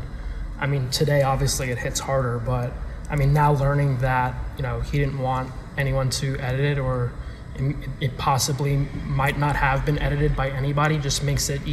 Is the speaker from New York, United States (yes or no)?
yes; New York, United States; I grew up in New York